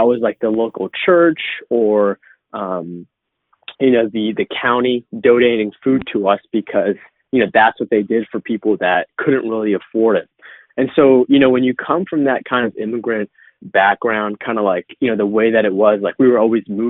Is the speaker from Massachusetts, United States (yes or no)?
yes; Boston, Massachusetts, United States; I was born in 1997 in Boston on the East Coast of the United States